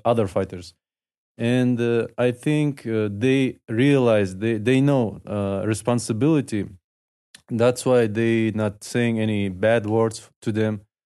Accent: Dagestan, Russia; English is a second language; I'm from Dagestan

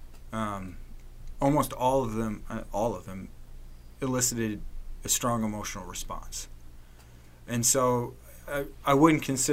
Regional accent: Evansville, Indiana, United States; I was born on the West Side, grew up on the West Side, went to USI, got married, found a job, stayed on the West Side

